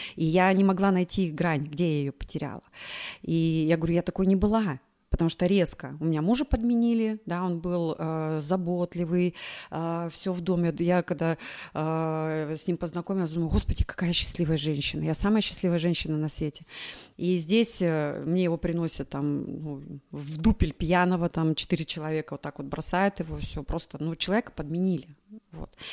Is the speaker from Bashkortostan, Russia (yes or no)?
no; Krasnoyarsk, Krasnoyarsk Krai, Russia; moved away as an adult; now in Moscow, Russia; я сама из Красноярска